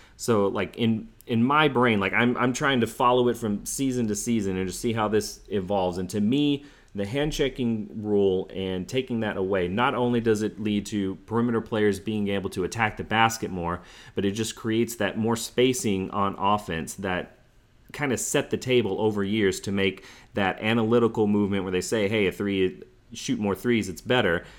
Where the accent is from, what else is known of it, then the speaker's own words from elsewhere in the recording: Houston, Texas, United States; my hometown Rockets were the, the victors, like, I really loved that finals as an eleven-year-old kid